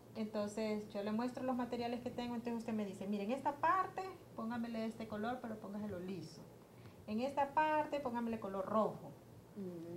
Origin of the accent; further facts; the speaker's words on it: Honduras; nos ha sido un poco difícil como hondureños